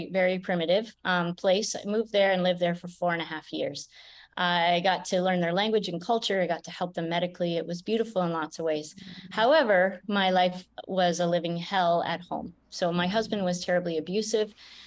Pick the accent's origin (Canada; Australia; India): Canada; I grew up in Canada